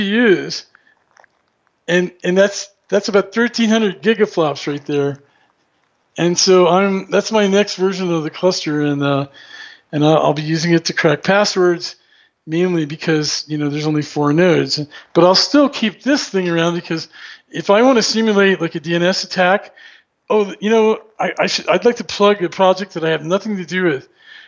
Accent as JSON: {"language": "English", "region": "Maryland", "country": "United States", "moved": "yes", "said": "it was a W3 prefix because I was from Maryland"}